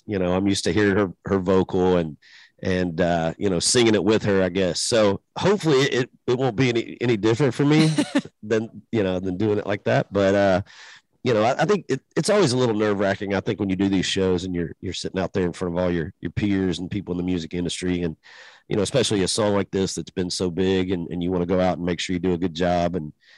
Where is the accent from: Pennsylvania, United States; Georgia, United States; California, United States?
Georgia, United States; Macon; my hometown and you know, where I'm from